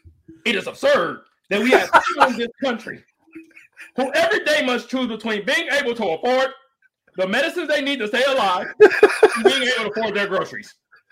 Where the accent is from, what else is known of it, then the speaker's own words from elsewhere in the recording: San Diego, California, United States; I'm from San Diego, but he's been out in like Atlanta for a minute.